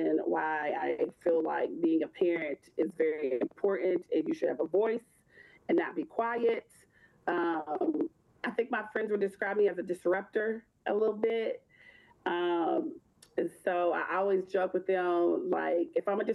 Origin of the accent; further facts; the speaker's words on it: Louisville, Kentucky, United States; also born or lived in Bowling Green, Kentucky; I am from Louisville, Kentucky.